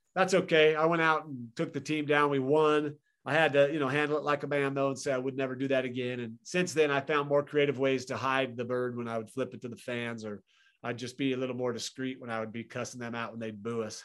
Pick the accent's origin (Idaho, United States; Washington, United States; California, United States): Idaho, United States; Boise; moved away as an adult; also born or lived in Tempe, Arizona; I grew up in Boise, Idaho.